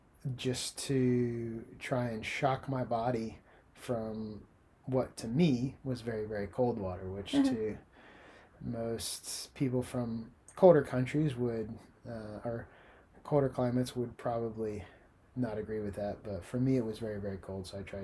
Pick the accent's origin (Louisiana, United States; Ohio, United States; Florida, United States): Florida, United States; Well, I've had more experience with the sun. I'm from the Sunshine State.